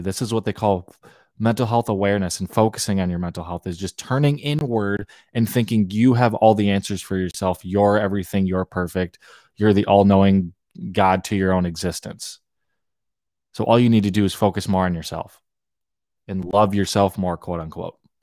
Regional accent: Hawaii, United States; I grew up in Hawaii

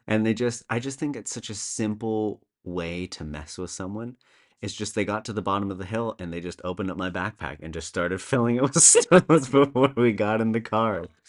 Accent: Canada; moved away as an adult; now in Copenhagen, Denmark; I'm originally Canadian, although I've been living in Copenhagen, uh, the great city in Denmark, for over eight years now

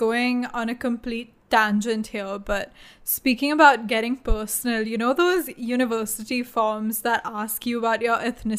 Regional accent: India; yeah, when I say Indian and someone says, oh, but you don't look exactly Indian

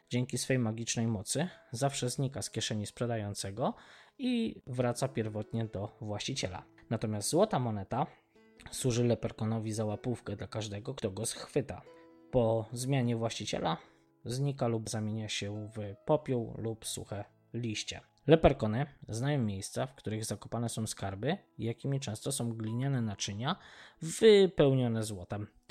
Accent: Poland; od Polski, z której pochodzimy z Madziuszką

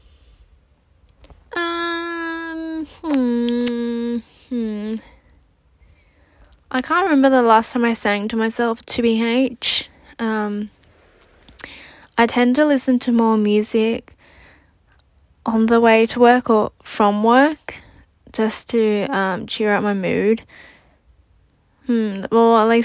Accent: Sydney, New South Wales, Australia; also born or lived in New Zealand; I was born in New Zealand and raised in Australia. I went to primary and high school and uni in Australia, in Sydney

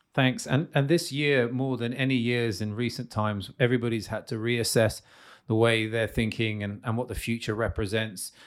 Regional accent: United Kingdom; now in Slovakia; I'm British.

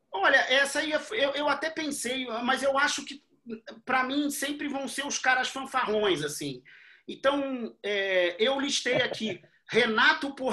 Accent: Brazil; E, cara, enquanto brasileiro, é, como eu vi jogar e como eu vi o sucesso internacional

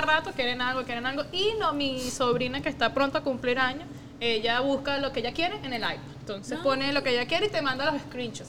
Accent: Margarita, Nueva Esparta, Venezuela; also born or lived in Caracas; nosotros nos criamos en, nuestra juventud adolescencia fue Margarita. Entonces, obviamente, Margarita, claro, nosotros nacimos en Caracas, pero de chiquitica nuestra familia paterna se mudó a Margarita

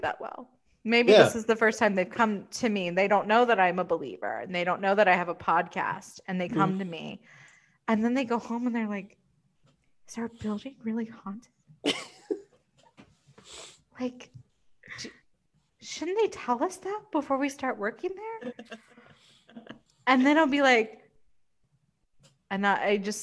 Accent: the South, United States; as a Southerner

